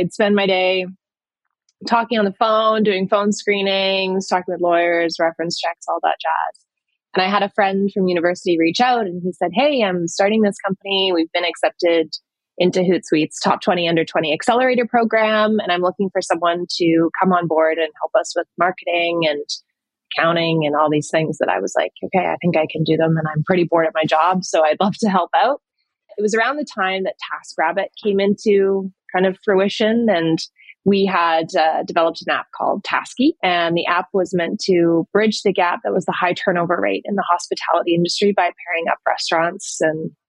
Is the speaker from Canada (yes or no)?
yes; Canada; moved away as an adult; also born or lived in London; I'm from Canada